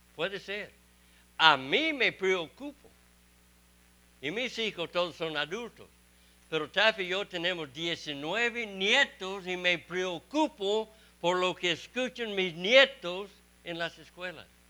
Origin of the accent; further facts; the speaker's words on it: Texas, United States; also born or lived in Mexico; soy de Texas y estoy en Mississippi